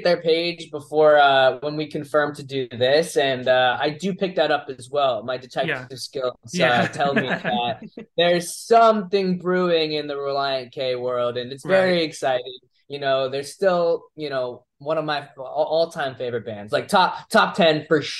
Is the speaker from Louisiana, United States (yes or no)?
no; Orlando, Florida, United States; I'm from Dr. Phillips.